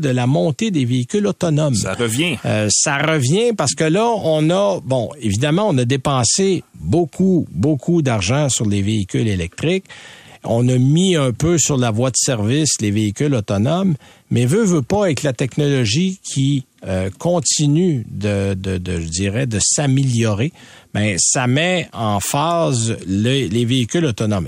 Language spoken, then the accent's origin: French; Quebec, Canada; chez nous au Québec